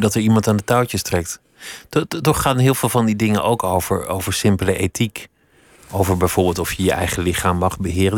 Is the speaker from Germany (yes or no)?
no; Netherlands; dat we als Nederlanders gemiddeld obese zijn